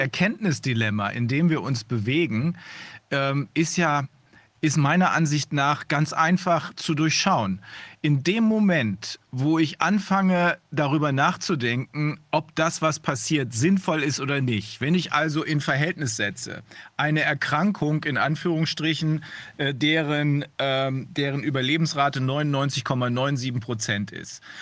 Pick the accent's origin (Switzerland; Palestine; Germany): Germany; bei uns in Deutschland